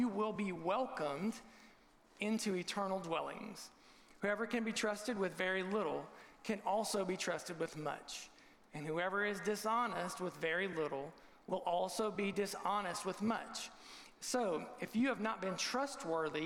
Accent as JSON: {"language": "English", "region": "Southern Ohio", "country": "United States", "tie": "born or raised there", "said": "Jeff was my student pastor growing up in Southern Ohio"}